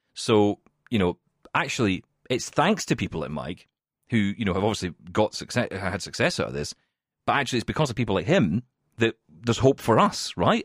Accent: Scotland, United Kingdom; I'm from Scotland and we call it Irvine

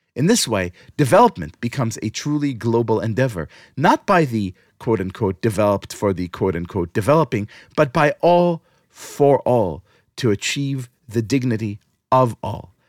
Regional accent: New York City, New York, United States; here in my hometown, New York City

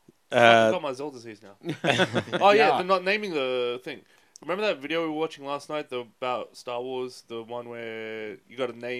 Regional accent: Sydney, New South Wales, Australia; No, I was born in Sydney.

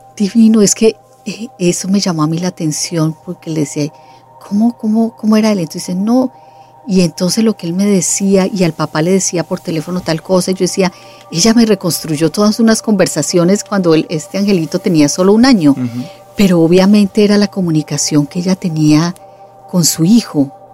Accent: Colombia; yo soy colombiana

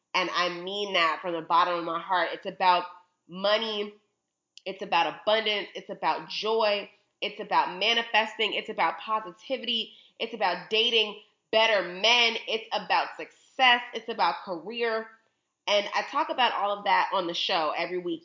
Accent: Chicago, Illinois, United States; I'm from Chicago

